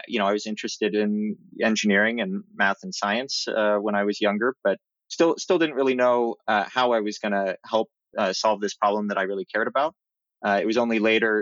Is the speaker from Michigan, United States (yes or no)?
no; Oregon, United States; moved away; I really enjoyed growing up in Oregon